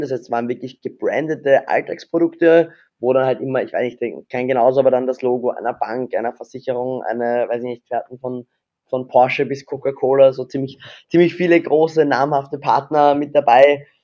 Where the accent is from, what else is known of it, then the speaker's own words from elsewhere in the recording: Vienna, Austria; bin ja Wiener, also Österreicher